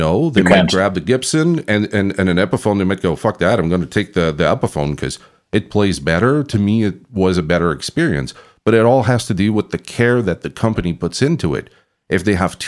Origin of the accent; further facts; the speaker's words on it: Canada; I'm from Canada